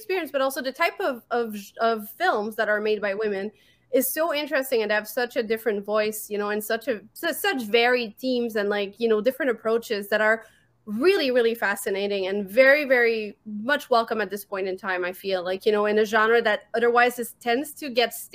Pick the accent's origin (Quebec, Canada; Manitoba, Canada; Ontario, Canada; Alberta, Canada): Quebec, Canada; Montreal; accent: French; English is a second language; I'm from Montreal, Quebec. This is why I have a weird accent.